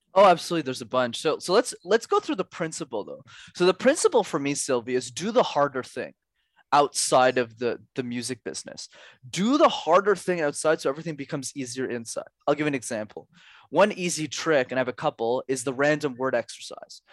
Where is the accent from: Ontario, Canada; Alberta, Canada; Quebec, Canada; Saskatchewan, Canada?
Quebec, Canada; Montreal; I grew up in Montreal, which is a city where you need to speak French, and I studied my whole life in French despite struggling with it